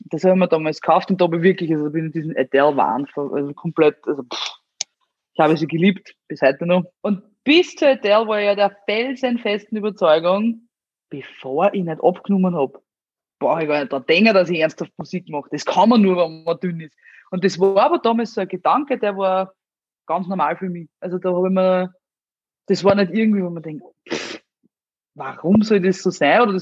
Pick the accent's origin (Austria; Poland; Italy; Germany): Austria; Amstetten, Lower Austria; Ich bin ja aus Amstetten, da gibt's äh, die Stadthalle und da es ein Restaurant drinnen und das haben damals meine Großeltern geführt